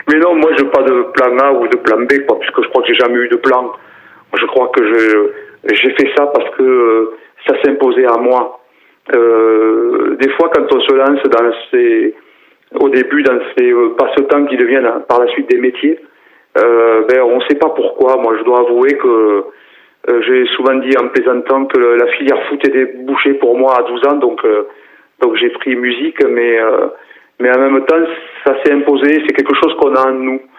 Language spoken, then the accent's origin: French; Decazeville coal basin, Occitania, France; Moi, je suis né à, à, à Vivière, bassin mouillé de Decazeville, euh, fils de, de, Prolo, quoi.